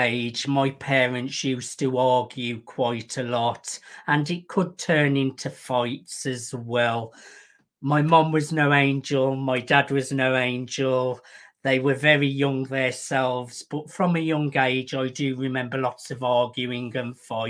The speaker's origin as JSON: {"language": "English", "town": "Birmingham", "region": "West Midlands", "country": "United Kingdom", "said": "I am from Birmingham in the United Kingdom"}